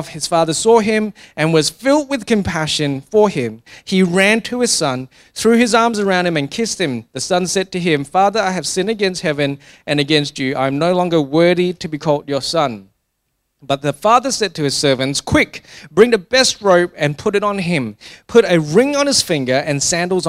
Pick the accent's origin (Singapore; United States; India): Singapore; I grew up in Singapore